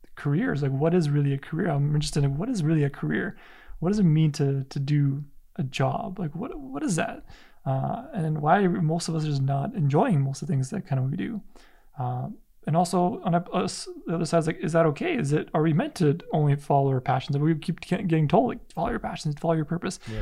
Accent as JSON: {"language": "English", "country": "Canada", "said": "a son of immigrant parents as well, and it's like I had the identity crisis. Like, am I Polish? Am I Canadian? Am I when I'm when I'm there, I'm more Canadian. When I'm here, I'm more Polish."}